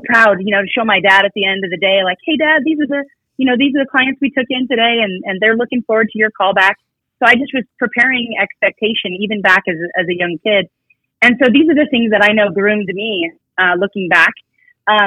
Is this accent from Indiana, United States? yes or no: no; Reno, Nevada, United States; I'm born and raised here in Reno, Nevada